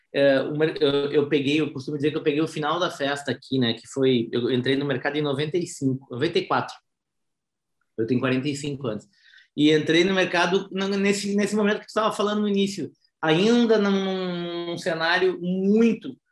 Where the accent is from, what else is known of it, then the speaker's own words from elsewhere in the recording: Porto Alegre, Rio Grande do Sul, Brazil; eu sou natural de Porto Alegre, Rio Grande do Sul